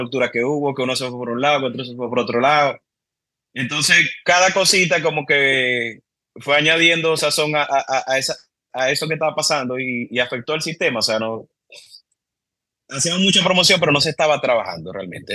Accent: Cabimas, Zulia, Venezuela; moved away as an adult; also born or lived in Maracaibo, Venezuela; now in Dominican Republic; yo, nací en Maracaibo, y viví en Maracaibo hasta los cinco años y de Maracaibo me fui para Cabimas.

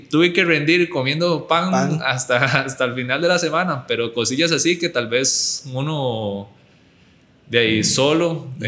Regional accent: United States; born there; Y antes de irme al Albacete, yo tuve otra opción de irme a Estados Unidos. Yo nací en Estados Unidos eh, y tenía la opción de irme con una beca deportiva.

